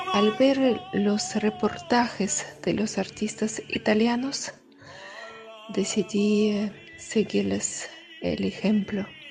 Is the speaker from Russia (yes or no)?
yes; Caucasus, Russia; Spanish is a second language; moved away; Vengo de Rusia, de región de Cáucaso, sur de ex Unión Soviética.